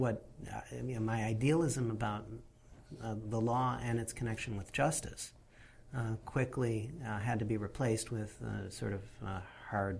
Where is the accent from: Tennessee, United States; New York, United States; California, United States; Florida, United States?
New York, United States; Western; moved away; also born or lived in Buffalo, New York; I was born in Buffalo, New York